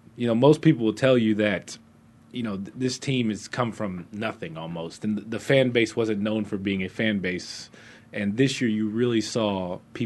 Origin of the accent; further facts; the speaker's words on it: Houston, Texas, United States; moved away as an adult; also born or lived in New Mexico / Monroe, Louisiana / San Antonio, Texas; now in Arizona, United States; Born and raised in Houston, Texas. Grew up there all my life.